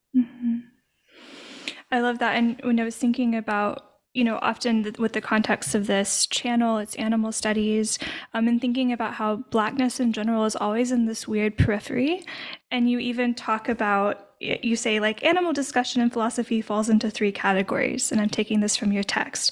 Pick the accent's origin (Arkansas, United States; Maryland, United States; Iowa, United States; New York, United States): Arkansas, United States; now in Louisiana, United States; I'm from Arkansas originally, I now live in Louisiana